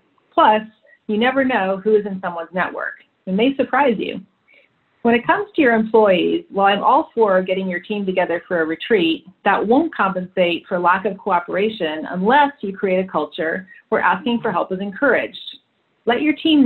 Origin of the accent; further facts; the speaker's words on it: Canada; moved away; also born or lived in London; I'm Canadian by birth